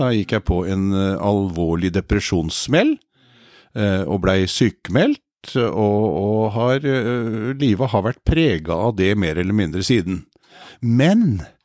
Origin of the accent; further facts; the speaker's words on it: Kvelde, Vestfold, Norway; moved away as an adult; also born or lived in Oslo; født og oppvokst i Kvelde, så vi er nå hjemme.